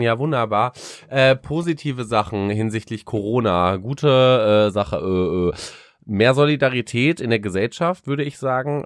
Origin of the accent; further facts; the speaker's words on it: Paderborn, North Rhine-Westphalia, Germany; Ich komme ja aus Paderborn, das ist eine, das ist eine riesige Uni, was Lehramt angeht